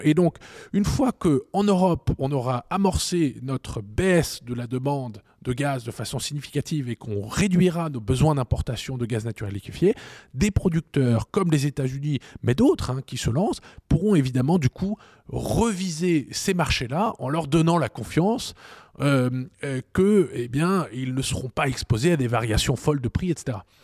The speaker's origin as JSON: {"language": "French", "town": "Strasbourg", "region": "Grand Est", "country": "France", "tie": "born or raised there", "said": "j'ai grandi à Strasbourg dans un ménage franco-allemand"}